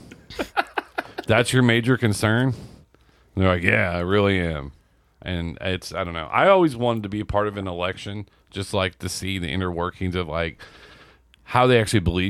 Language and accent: English; Indiana, United States; I'm being from Indiana